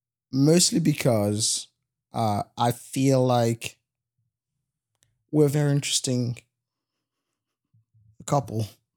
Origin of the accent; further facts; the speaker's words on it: Goma, North Kivu, DR Congo; also born or lived in Bukavu; And so, I was born in Bukavu, which is this town in the eastern part of the Congo. It's right close to Rwanda. And then when I was 10 years old, maybe 9. Okay. I was 9 years old.